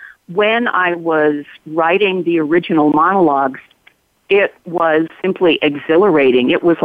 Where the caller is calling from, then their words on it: Sisters, Oregon, United States; Well, from my office in Sisters, Oregon, edge of the Circle of Fire. Dry side of Oregon.